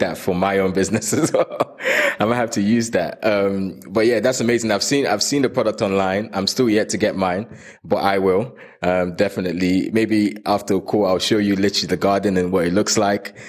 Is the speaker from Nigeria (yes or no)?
yes; Nigeria; I was born in Nigeria